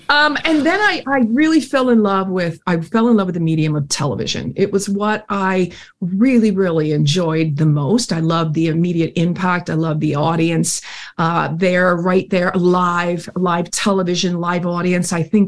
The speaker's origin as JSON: {"language": "English", "town": "Philadelphia", "region": "Pennsylvania", "country": "United States", "tie": "born or raised there", "said": "I was born in Philadelphia, Pennsylvania, to very, very normal people, labor class, definitely."}